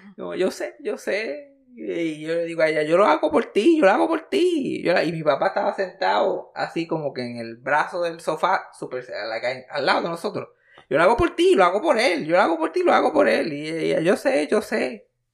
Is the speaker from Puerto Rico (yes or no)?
yes; Puerto Rico; yo soy de Puerto Rico